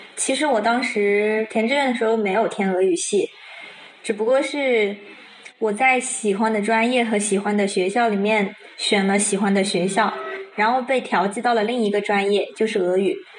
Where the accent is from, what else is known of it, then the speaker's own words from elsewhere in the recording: China; 像比如说我们中国人，可能有些梗就我们自己懂，别人不懂